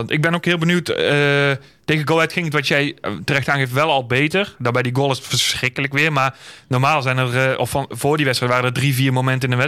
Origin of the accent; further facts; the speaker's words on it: North Brabant, Netherlands; ik blijf Brabander, hè?